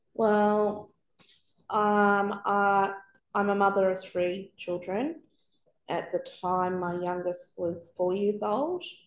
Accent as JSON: {"language": "English", "town": "Sydney", "region": "New South Wales", "country": "Australia", "also_born_or_lived": "New Zealand / Melbourne", "moved": "as an adult", "said": "We'd moved around a bit. We're from Sydney."}